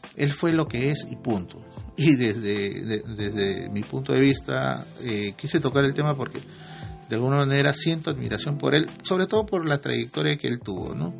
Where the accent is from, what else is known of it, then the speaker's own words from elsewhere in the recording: Peru; nosotros como, peruanos